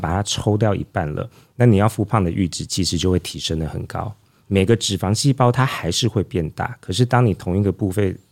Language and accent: Chinese; Taiwan; 我们台湾人